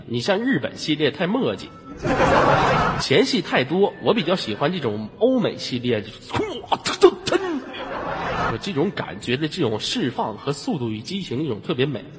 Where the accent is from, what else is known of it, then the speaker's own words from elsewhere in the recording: China; 我是中国人，Chinese people。